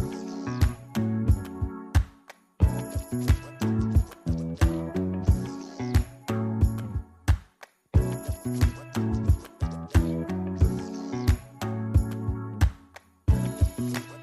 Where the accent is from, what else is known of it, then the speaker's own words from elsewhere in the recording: Philadelphia, Pennsylvania, United States; growing up in Philadelphia